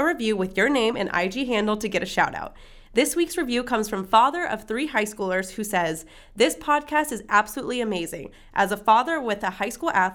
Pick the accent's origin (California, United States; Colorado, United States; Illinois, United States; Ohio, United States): California, United States; Bay Area; Bay Area girl, me too